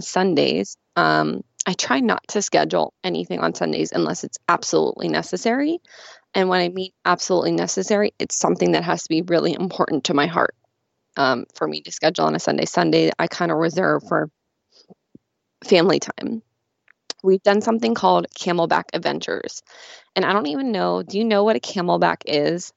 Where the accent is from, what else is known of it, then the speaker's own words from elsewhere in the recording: Pittsburgh, Pennsylvania, United States; I'm from Pittsburgh, so I'm a huge Steelers fan